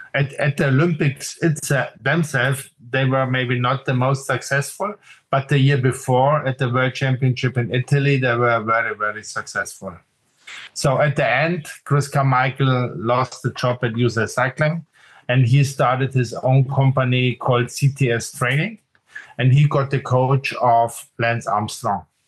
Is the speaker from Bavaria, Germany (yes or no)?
yes; Munich, Bavaria, Germany; I grew up in Munich, so this is south of Germany in Bavaria